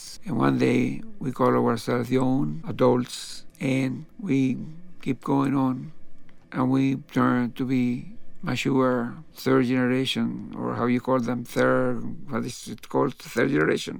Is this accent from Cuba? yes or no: yes; Cuba; moved away as an adult; also born or lived in New York; The Chinese in Cuba, there were, in my hometown, there were also Chinese